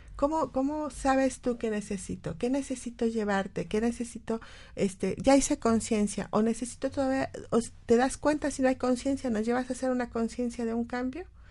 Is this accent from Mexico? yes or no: yes; Mexico; como mexicanos